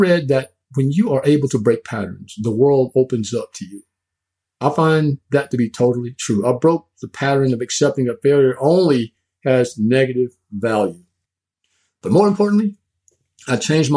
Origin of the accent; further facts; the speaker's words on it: East rural Texas, United States; I grew up in East Rural Texas